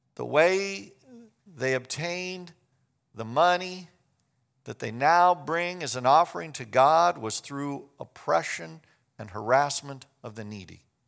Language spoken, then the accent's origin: English; Kansas, United States; I grew up in Kansas.